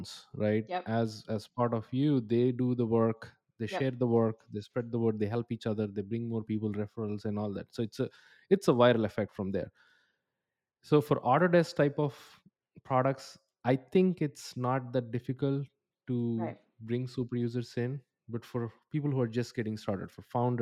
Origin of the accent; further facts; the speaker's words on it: India; English is a second language; now in Atlanta, United States; I come from India.